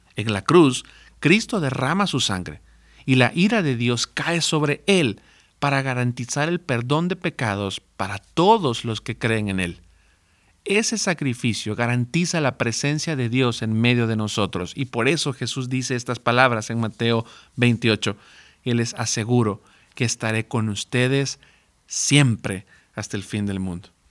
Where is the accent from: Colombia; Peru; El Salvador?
El Salvador; now in Mexico; yo personalmente soy del Salvador